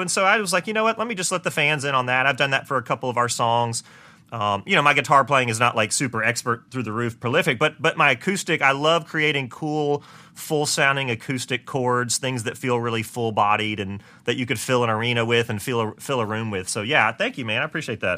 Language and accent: English; Augusta, Georgia, United States; moved away as an adult; also born or lived in Nashville; I'm from Augusta, Georgia, uh, born and raised there